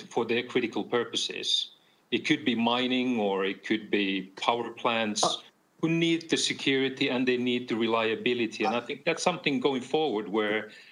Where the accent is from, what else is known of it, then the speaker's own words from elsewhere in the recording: Finland; in my home country in Finland